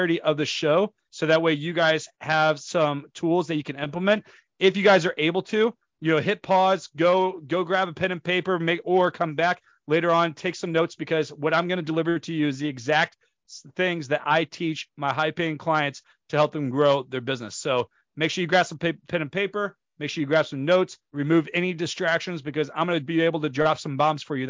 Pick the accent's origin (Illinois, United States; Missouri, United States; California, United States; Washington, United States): Missouri, United States; St. Louis; I come from St. Louis, Missouri, which is in the United States. So in the St. Louis, Missouri, I grew up from a young age